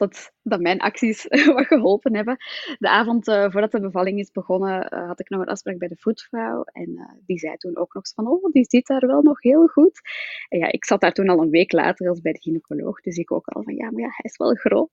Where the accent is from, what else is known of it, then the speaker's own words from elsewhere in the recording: Flanders, Belgium; accent: Flemish; ik woon samen in het mooie België, zoals je wel kan horen